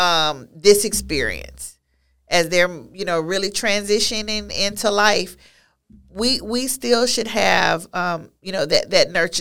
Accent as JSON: {"language": "English", "town": "Beaumont", "region": "Texas", "country": "United States", "tie": "born or raised there", "said": "a teaching position available, um, in my hometown. of, of, of Beaumont"}